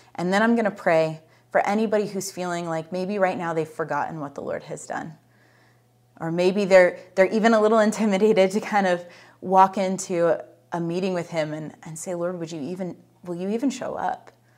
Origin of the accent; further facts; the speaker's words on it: United States; I'm American